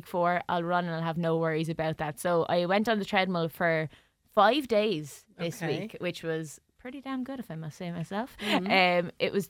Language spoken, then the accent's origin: English; Tramore, Munster, Ireland; I'm from Tramore